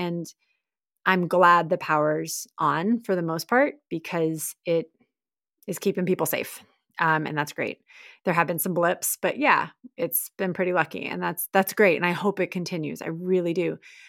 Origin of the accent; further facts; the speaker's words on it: Texas, United States; I love my home state. I'm a proud Texan, many generations deep. I did live in a lot of places growing up, but I'm proud, and they're great people in the state.